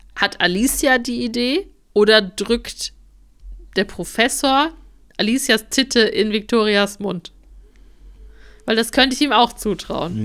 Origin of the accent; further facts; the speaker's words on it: Germany; wir sind halt auch Deutsche.